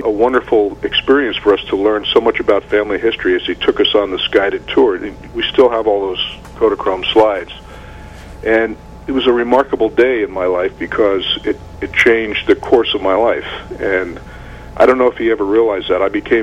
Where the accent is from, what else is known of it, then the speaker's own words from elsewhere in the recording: New City, New York, United States; moved away; also born or lived in Florida; I grew up in New City